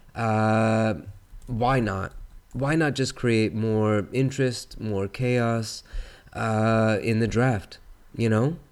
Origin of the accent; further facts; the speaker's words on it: California, United States; as a Californian myself